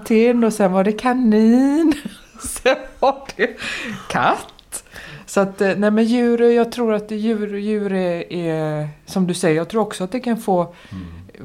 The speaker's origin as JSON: {"language": "Swedish", "town": "Gothenburg", "region": "Västra Götaland", "country": "Sweden", "tie": "born or raised there", "said": "jag är uppvuxen i Kortedala i Göteborg."}